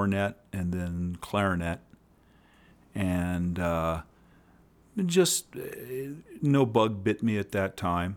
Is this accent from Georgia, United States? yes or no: no; Florida, United States; moved away as an adult; also born or lived in Illinois; now in Colorado, United States; I was born in Illinois, spent about 9-10 years there, and then we moved to Florida, grew up in Florida, kind of the Space Coast area, Cocoa Beach, Melbourne